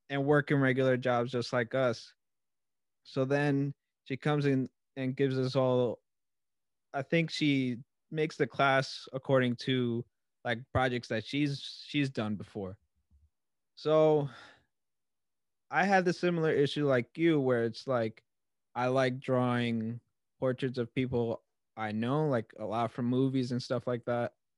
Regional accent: Long Island, New York, United States; I'm a kid from Long Island

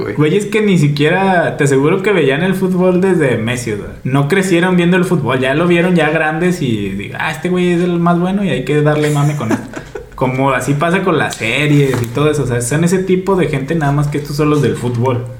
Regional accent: Gómez Palacio, Durango, Mexico; yo soy de Gómez, güey, vivo en Lejos, pues, no, yo no vivo en Torreón

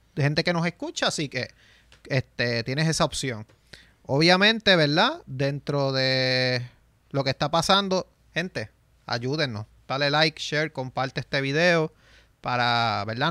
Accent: San Sebastián, Puerto Rico; yo soy de San Sebastián

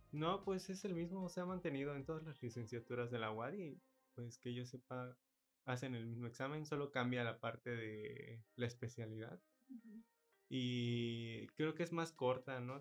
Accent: Yucatán, Mexico; nosotros como yucatecos

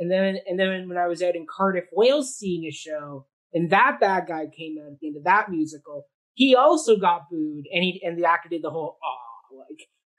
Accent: Canada; I find us as Canadian audiences are much more very, we sit and we will clap for you.

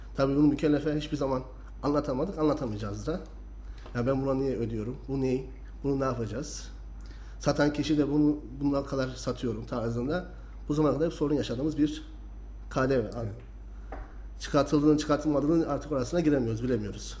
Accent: Kayseri Province, Turkey; Ben seksen dokuz doğumlu Kayseri doğumluyum.

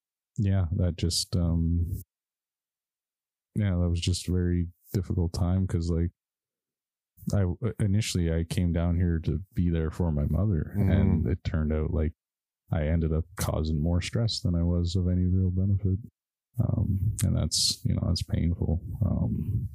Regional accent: Yellowknife, Northwest Territories, Canada; moved away as an adult; now in Ottawa, Canada; I'm originally from Yellowknife in Northwest Territories.

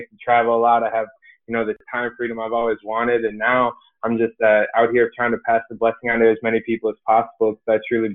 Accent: Illinois, United States; I'm originally from small town, middle of nowhere, Illinois. That's the easiest way for me to break it down. But I'm from farm country. My hometown had less than 1,000 people

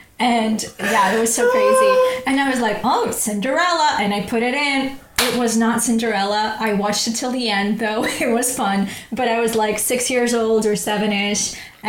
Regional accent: Ukraine; English is a second language; now in London, United Kingdom; You know, I come from Ukraine.

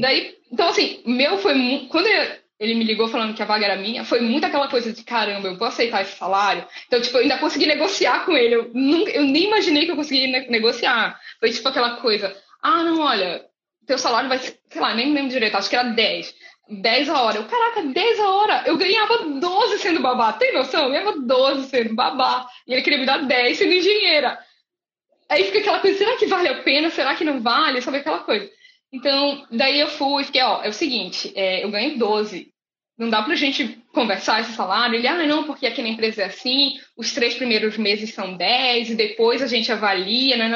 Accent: Brazil; moved away as an adult; also born or lived in Dublin, Ireland; eu saí do Brasil engenheira e cheguei na Europa analfabeta

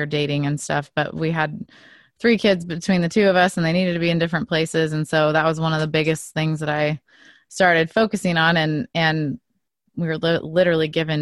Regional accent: Oregon, United States; I was born here, but my whole family is from Switzerland. So I actually live just outside of where I grew up. Is this little, it's a little town in Oregon that was all settled by Swiss people

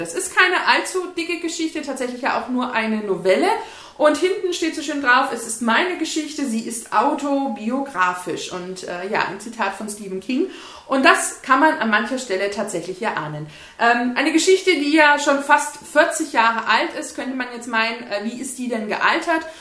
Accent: Bavaria, Germany; bei uns in Bayern

